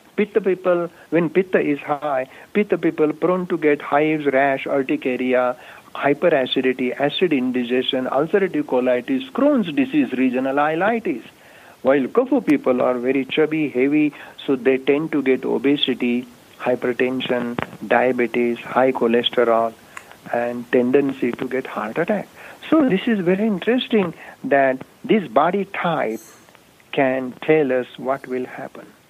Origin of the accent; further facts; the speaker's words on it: India; moved away as an adult; now in Albuquerque, United States; native from India. I was born in India brought up there